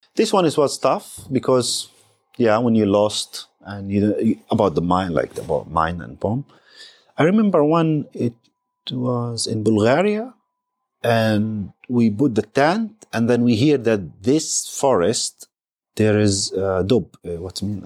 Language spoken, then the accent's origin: English; Palestine; I'm Palestinian